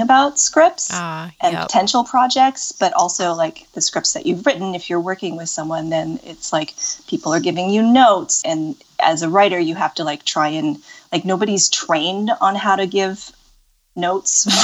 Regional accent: Pacific Northwest, United States; also born or lived in Los Angeles; I grew up in the Pacific Northwest.

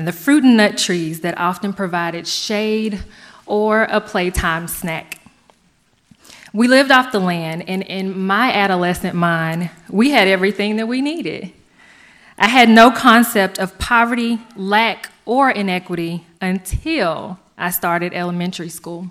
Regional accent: Stuttgart, Arkansas, United States; Growing up in Stuttgart

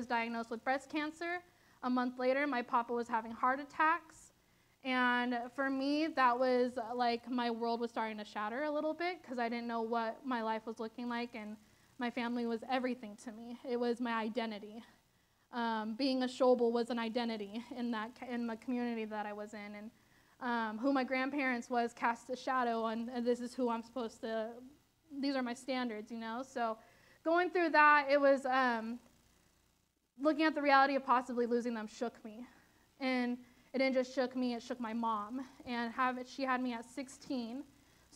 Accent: Susanville, California, United States; moved away; I'm from Susanville, California, which is like 6 hours north

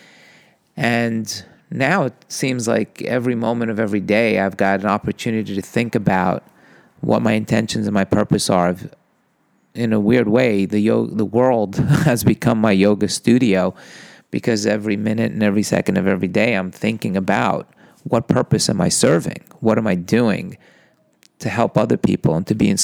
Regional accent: New York, United States; I'm a boy from New York

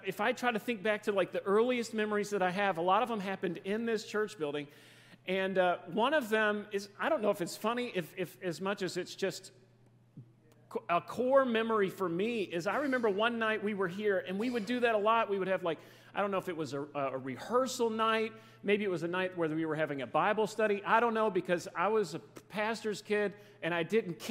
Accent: Fairdale, Kentucky, United States; now in Dallas-Fort Worth, United States; we live in the Dallas-Fort Worth, Texas area now, but I grew up right here in Fairdale

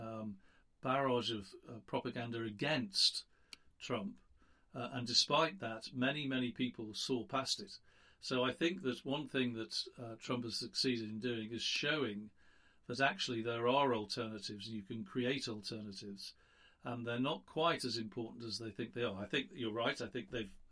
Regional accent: United Kingdom; now in United States; I'm a Brit

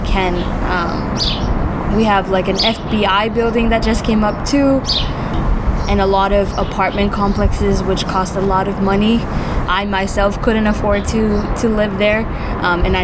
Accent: Chelsea, Massachusetts, United States; also born or lived in Revere, Massachusetts; I lived in Chelsea for the majority of my life

